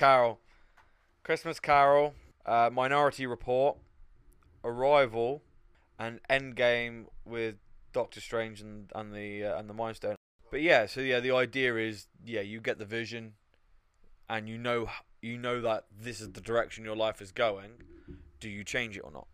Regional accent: United Kingdom; being British

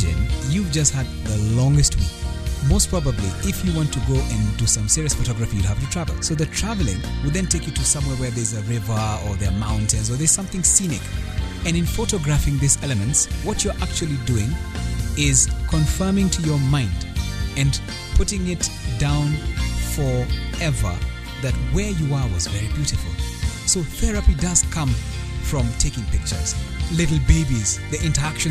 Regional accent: Nairobi, Kenya; I hail from Nairobi, and the country is Kenya.

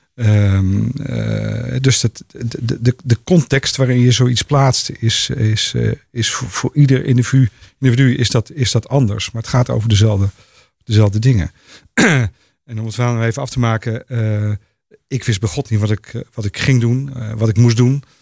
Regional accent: Netherlands; als Nederlanders

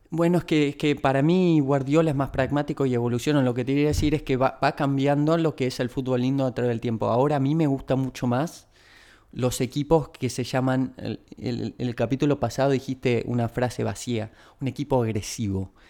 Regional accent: Argentina; como argentinos

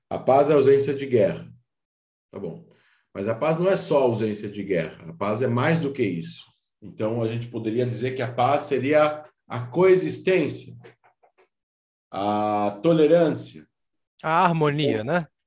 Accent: Israel; e não é porque eu sou israelense, que existem mais vilões.

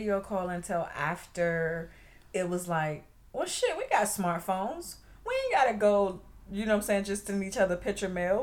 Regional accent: Maryland, United States; go back to my hometown

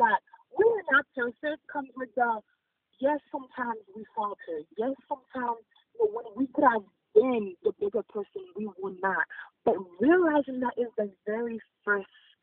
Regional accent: Haiti; also born or lived in Boston, United States; now in Florida, United States; As a first-generation immigrant, for me, the biggest thing is growing up in Haiti.

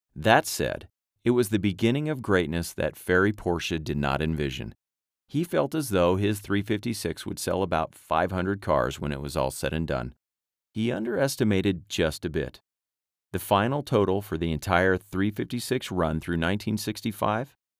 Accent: United States; I am American

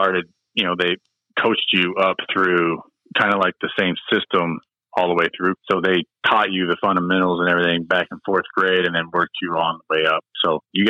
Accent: Mount Zion, Illinois, United States; I grew up in Mount Zion, Illinois, which is down near Decatur, Illinois

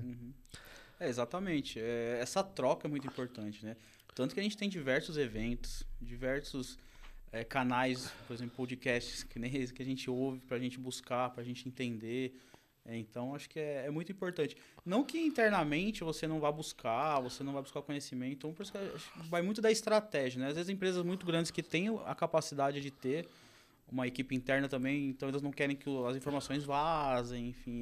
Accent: interior of São Paulo, Brazil; eu também sou do interior de São Paulo

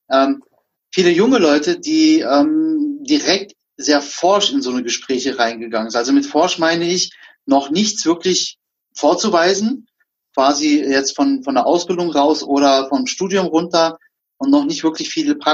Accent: Germany; ich bin auch selber Türke. Also geboren, ne? Also ich bin zwar in Deutschland groß geworden

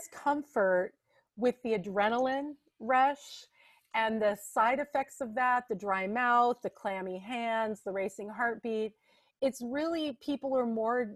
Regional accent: Santa Barbara, California, United States; also born or lived in Ojai, California; I was born and raised in the Santa Barbara area and lived there for 28 years as an adult as well

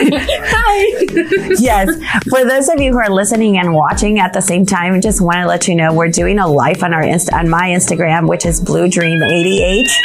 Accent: Acapulco, Guerrero, Mexico; moved away as an adult; now in San Antonio, United States; I am from originally was born and raised in Acapulco, Mexico.

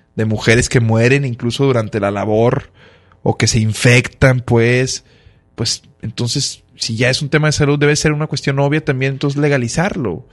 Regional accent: Monterrey, Nuevo León, Mexico; also born or lived in Mexico City; quienes son los grandes pioneros en, mi tierra

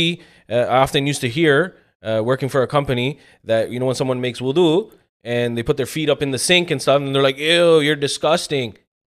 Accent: Pakistan; Being a Pakistani... I don't think it's ever going to end, right?

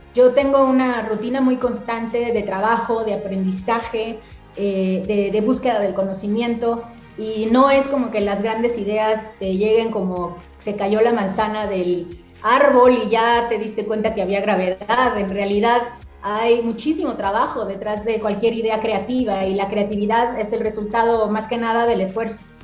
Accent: Mexico; mi país, a México

